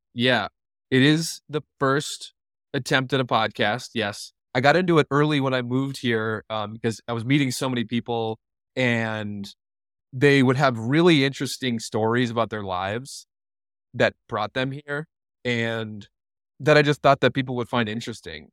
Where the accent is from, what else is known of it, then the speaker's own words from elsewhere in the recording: Lino Lakes, Minnesota, United States; moved away as an adult; now in Jackson, United States; I was born and raised in a suburb of Minneapolis, Minnesota called Lionel Lakes, Minnesota